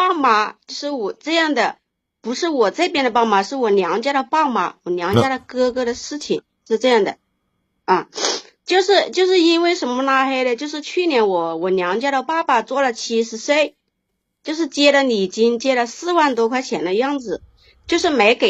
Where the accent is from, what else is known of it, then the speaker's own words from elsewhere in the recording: Changsha, Hunan, China; 我是呃来自湖南长沙的，